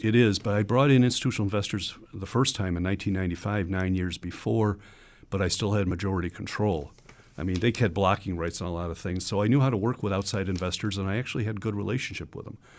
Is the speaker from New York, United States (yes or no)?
yes; Buffalo, New York, United States; growing up in the Buffalo area